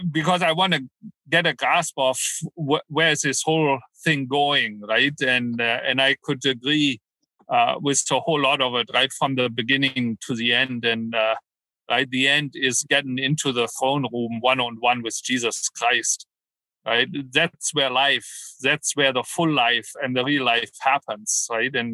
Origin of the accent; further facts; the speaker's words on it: Canada; also born or lived in Germany; Well, way back when. I'm Canadian.